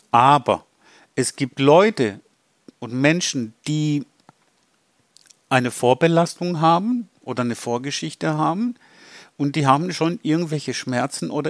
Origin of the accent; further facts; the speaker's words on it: Greece; German is a second language; Weil da hatten wir 1987 eine große Hitzewelle in Athen gehabt, bin ich ja selber Grieche.